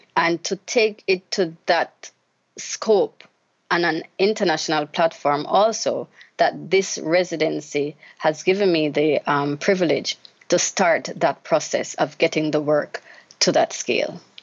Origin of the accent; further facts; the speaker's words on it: Jamaica; Growing up in Jamaica as a child